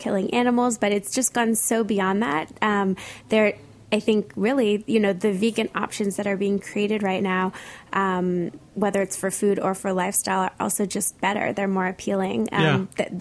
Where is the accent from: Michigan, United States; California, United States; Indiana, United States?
California, United States; Santa Monica; now in New York, United States; I grew up in Santa Monica, which is right near the beach